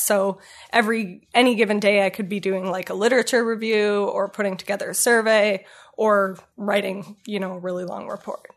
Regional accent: Ottawa, Ontario, Canada; moved away as an adult; also born or lived in Kingston, Ontario / Toronto; I am born and raised in Ottawa.

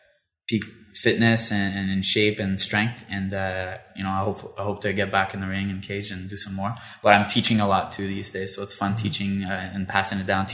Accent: Elmer, Ontario, Canada; also born or lived in Ottawa; I was born in Ottawa, yep. And I grew up in Elmer. Okay. I went to the French high school

